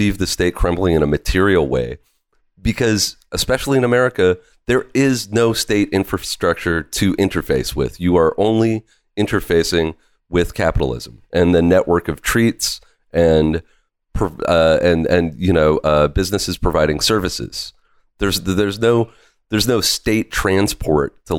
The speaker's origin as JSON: {"language": "English", "region": "Pacific Northwest", "country": "United States", "tie": "born or raised there", "said": "I grew up in the Pacific Northwest"}